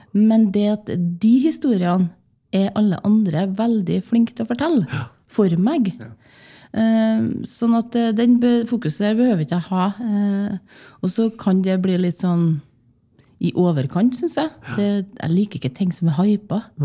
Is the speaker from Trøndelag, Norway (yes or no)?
yes; Åfjord, Trøndelag, Norway; moved away; also born or lived in Bergen; Jeg vokste opp i Åfjorden